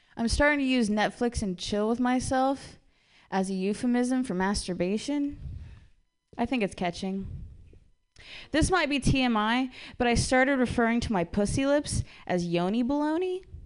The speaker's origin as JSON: {"language": "English", "region": "Ohio", "country": "United States", "said": "I'm from Ohio"}